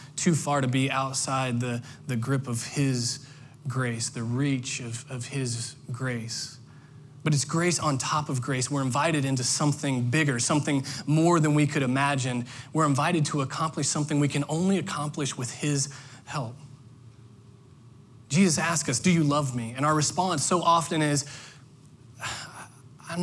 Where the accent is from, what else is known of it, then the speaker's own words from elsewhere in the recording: Indiana, United States; now in Orlando, United States; I grew up in Indiana